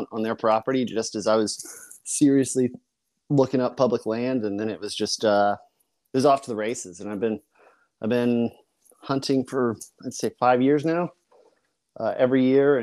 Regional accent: Colorado, United States; now in Virginia, United States; I grew up in Colorado in an idyllic location

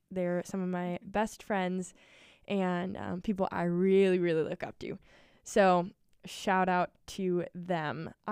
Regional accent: Maple Grove, Minnesota, United States; I am from Maple Grove, Minnesota. It's a bump. Um, grew up in the same house all of my life, and yeah, I love it.

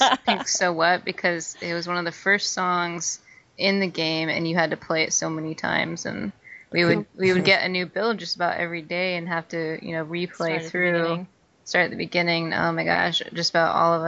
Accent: Pacific Northwest, United States; also born or lived in New York; it's my hometown

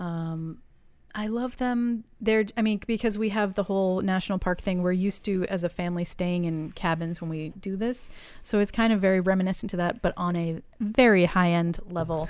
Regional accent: New England, United States; I grew up in New England

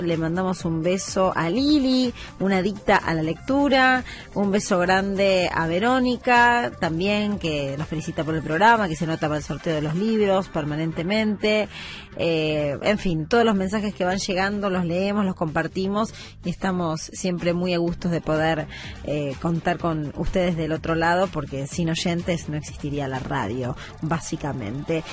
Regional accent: Argentina; Somos los argentinos

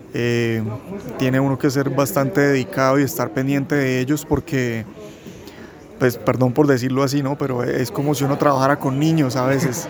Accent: Santander, Colombia; somos realizadores santandereanos

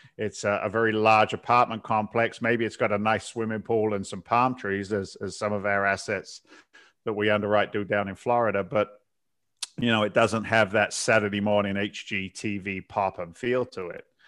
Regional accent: south coast of England, United Kingdom; moved away as an adult; also born or lived in London; now in United States; I was born in England. I, uh, uh, born in London. I, I grew up in the south coast of England and came over as a young guy in my twenties

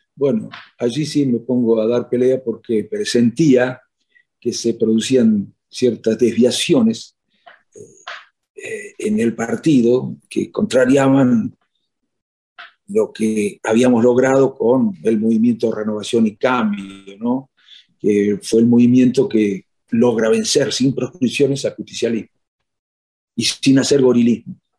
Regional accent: Chascomús, Buenos Aires Province, Argentina; moved away as an adult; now in Spain; en mi pueblo hasta el 2011

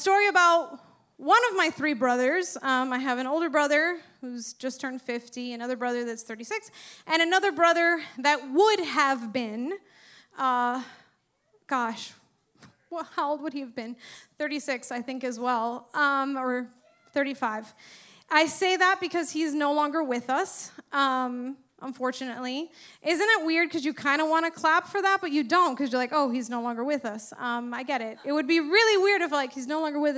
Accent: Miami, Florida, United States; I grew up in fucking Westchester, right? Uppity Cuban family

